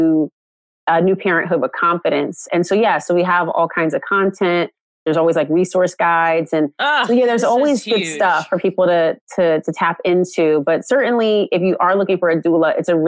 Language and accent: English; Oakland, California, United States; I'm like from California, I'm from Oakland